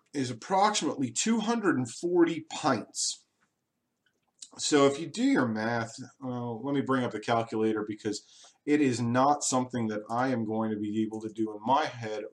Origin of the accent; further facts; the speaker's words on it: Long Island, New York, United States; moved away; I grew up on Long Island, New York